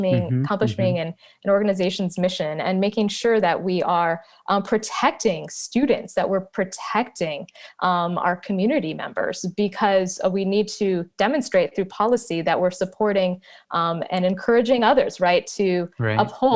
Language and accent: English; Minneapolis–Saint Paul, Minnesota, United States; I grew up in the Twin Cities